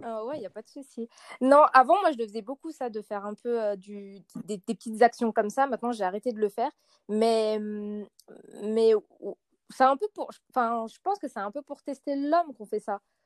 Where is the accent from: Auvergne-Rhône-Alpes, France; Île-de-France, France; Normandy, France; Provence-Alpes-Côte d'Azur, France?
Auvergne-Rhône-Alpes, France; Lyon; je suis lyonnaise